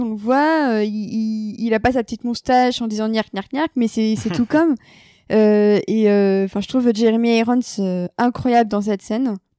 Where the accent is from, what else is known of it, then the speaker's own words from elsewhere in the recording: France; on parle en tant que Français.